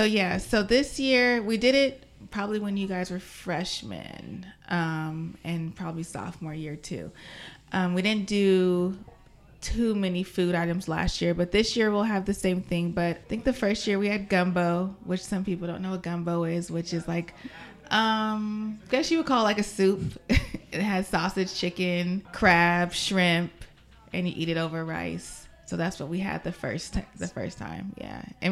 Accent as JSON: {"language": "English", "town": "Vallejo", "region": "California", "country": "United States", "tie": "born or raised there", "also_born_or_lived": "Misawa, Japan", "said": "So I was born in Vallejo, California. And from age 4 to 8, my dad was stationed to Misawa Air Force Base in Japan. So my dad's in the Air Force. So we lived there for a while and then moved back to Vallejo."}